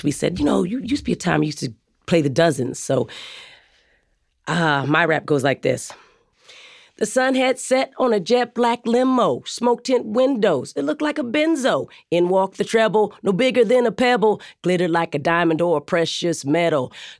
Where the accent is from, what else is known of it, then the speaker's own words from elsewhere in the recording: Arizona, United States; But I'm a person from Arizona. I grew up in the wild, so it didn't seem so weird to me